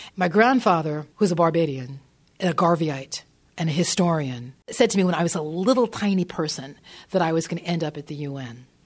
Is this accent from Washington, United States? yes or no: no; northern New Jersey, United States; I grew up in northern New Jersey.